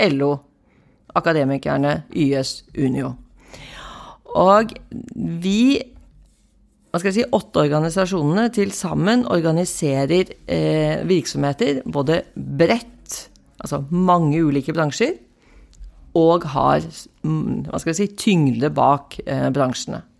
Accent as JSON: {"language": "Norwegian", "town": "Bærum", "region": "Akershus", "country": "Norway", "tie": "born or raised there", "also_born_or_lived": "Kristiansand / Setermoen", "said": "Jeg, jeg kommer fra Oslo. Jeg, eller Bærum, født og oppvokst eh, på Liordet, men jeg har en far som var offiser. Så jeg har bodd i Kristiansand, og jeg har bodd på Setermoen"}